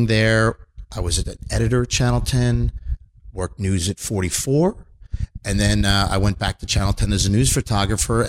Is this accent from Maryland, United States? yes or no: no; outside of Philadelphia, Pennsylvania, United States; I grew up outside of Philadelphia